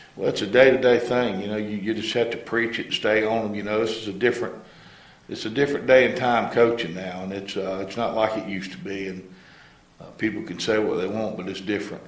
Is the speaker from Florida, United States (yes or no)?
yes; Melrose, Florida, United States; also born or lived in Gainesville, Florida; raised in a little town um, east of here, Melrose, out kind of between Melrose and Hawthorne